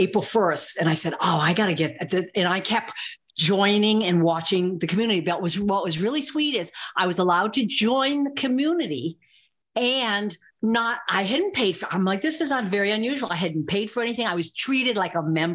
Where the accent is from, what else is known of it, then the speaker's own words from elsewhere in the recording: Northeast, United States; I'm from the Northeast